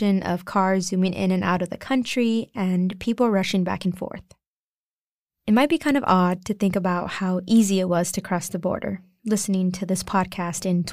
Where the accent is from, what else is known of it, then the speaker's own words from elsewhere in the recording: San Antonio, Texas, United States; my hometown of San Antonio